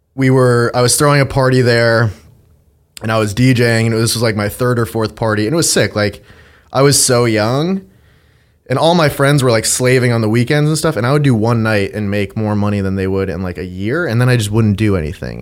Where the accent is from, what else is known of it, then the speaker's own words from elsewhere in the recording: Andover, Massachusetts, United States; Grew up outside of Boston in a town called Andover.